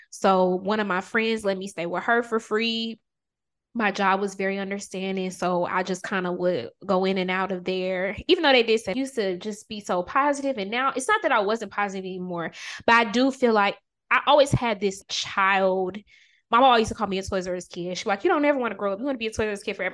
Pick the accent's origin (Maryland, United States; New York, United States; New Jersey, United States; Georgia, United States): Georgia, United States; Augusta; I'm originally from Augusta, Georgia